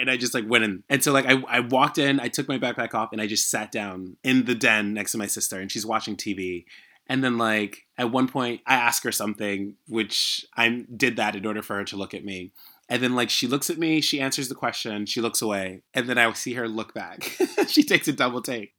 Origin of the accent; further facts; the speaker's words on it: United States; also born or lived in Haiti; even though I was growing up in America, I was still in a Haitian